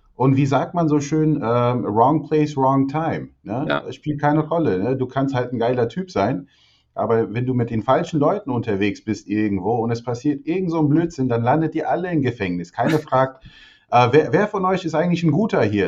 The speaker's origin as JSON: {"language": "German", "country": "Albania", "tie": "born or raised there", "moved": "yes", "said": "ich bin ja in Albanien geboren"}